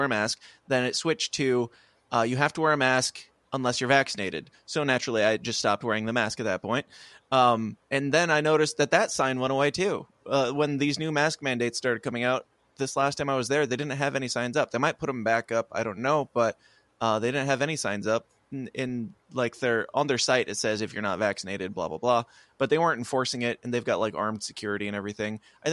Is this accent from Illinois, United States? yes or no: yes; Illinois, United States; I'm from Illinois, not Chicago.